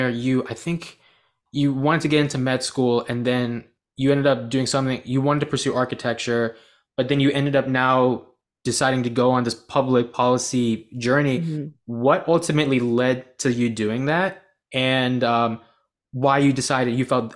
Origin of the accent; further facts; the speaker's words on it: United States; I was born in the United States, but my parents were born in Bangladesh